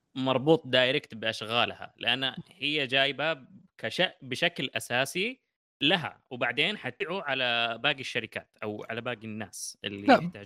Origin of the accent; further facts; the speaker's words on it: Saudi Arabia; عندنا في السعوديه